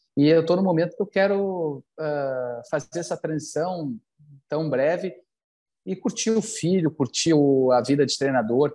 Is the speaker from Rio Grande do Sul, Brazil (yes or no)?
yes; Porto Alegre, Rio Grande do Sul, Brazil; aqui no sul, aqui em Porto Alegre, para onde eu, né, onde eu cresci